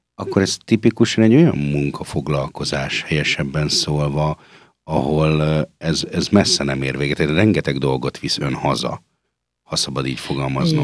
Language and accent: Hungarian; Budapest, Hungary; moved away as an adult; now in Austria; magamat tőzsgyekeres Budapestnek mondhatnám, hiszen mindkét szülőm Budapesten született